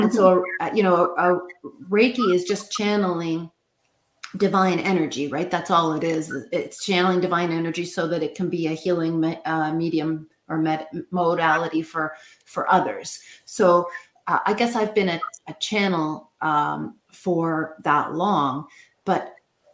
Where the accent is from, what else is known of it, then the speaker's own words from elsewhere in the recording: Canada; we'll go to a hockey game, because of course we're Canadian